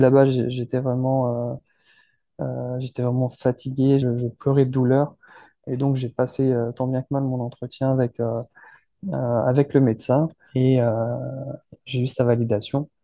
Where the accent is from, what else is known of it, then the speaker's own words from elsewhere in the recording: France; je suis français